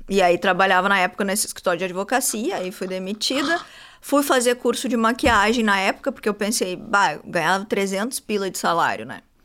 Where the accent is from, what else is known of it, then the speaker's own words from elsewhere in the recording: Santo Antônio da Patrulha, Rio Grande do Sul, Brazil; Eu sou de Santo Antônio da Patrulha